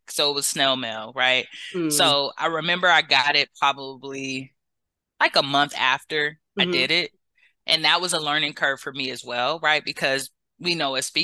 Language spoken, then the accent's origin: English; Los Angeles, California, United States; moved away as an adult; now in Bay Area, United States; I'm from Los Angeles, but about 8 years ago, I moved to the Bay Area for love